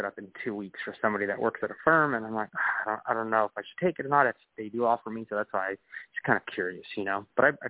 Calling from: Sacramento, California, United States; I'm calling from Sacramento.

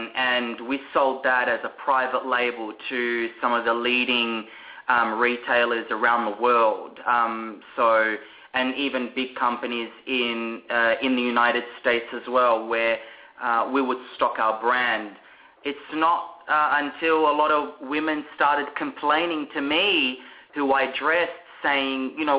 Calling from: Melbourne, Victoria, Australia; We are calling you all the way from Melbourne, Australia.

